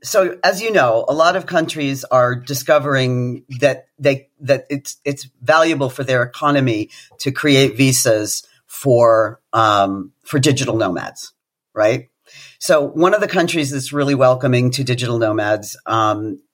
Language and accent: English; United Kingdom; as a Brit